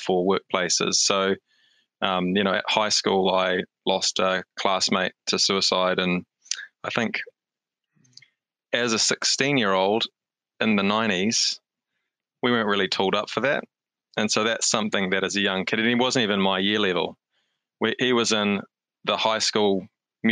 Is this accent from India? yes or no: no; Hamilton, Waikato, New Zealand; moved away as an adult; also born or lived in Wellington / Australia; now in Auckland, New Zealand; I am a Hamiltonian, born and bred. So I'm living in Auckland now, but I think, your hometown's always your hometown. And so I grew up in Hamilton